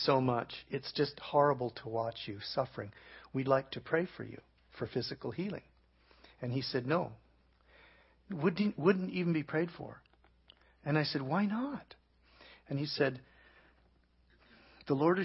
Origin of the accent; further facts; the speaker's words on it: Canada; I'm from Canada.